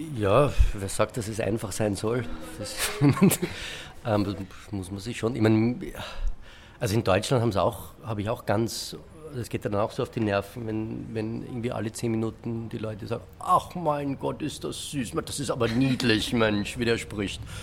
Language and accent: German; Vienna, Austria; ich bin aus Wien. Österreich, dieses wunderschöne Land, diese wunderschöne Stadt